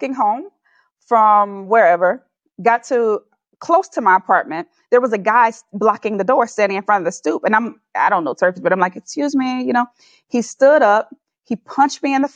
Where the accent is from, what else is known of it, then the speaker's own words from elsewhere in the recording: Atlanta, Georgia, United States; also born or lived in California; now in Nairobi, Kenya; where was I born, in the United States of America, in Atlanta, Georgia